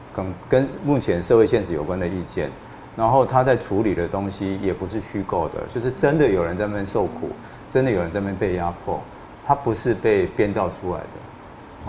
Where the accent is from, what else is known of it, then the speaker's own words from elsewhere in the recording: Changhua County, Taiwan; moved away as an adult; also born or lived in Miaoli / Taipei; 我是在彰化长大，但我在苗栗出生的